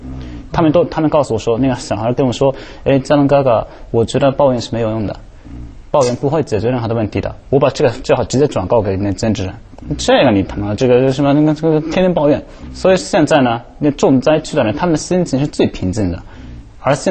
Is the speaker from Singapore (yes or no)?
no; Japan; 我作为日本人